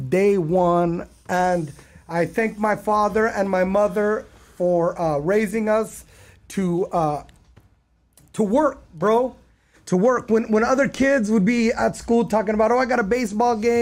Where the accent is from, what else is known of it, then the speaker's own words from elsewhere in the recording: Long Beach, California, United States; also born or lived in Bergen County, New Jersey / Deir Dibwan, West Bank (ancestry); I landed in Southern California in Long Beach on July 18th. 1976.